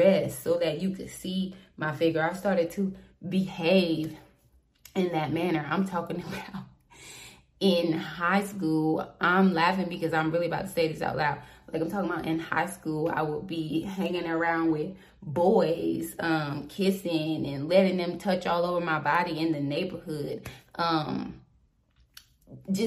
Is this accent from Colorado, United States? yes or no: no; Southport, North Carolina, United States; I am from Southport, North Carolina.